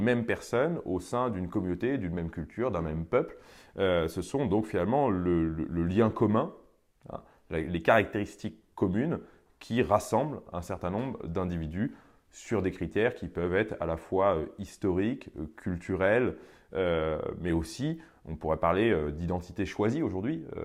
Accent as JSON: {"language": "French", "country": "France", "said": "je n'ai pas choisi de naître français"}